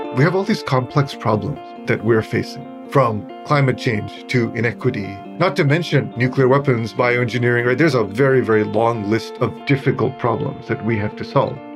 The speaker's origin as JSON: {"language": "English", "country": "Sri Lanka", "tie": "born or raised there", "said": "I was born in Sri Lanka, and I was born to a very Buddhist family"}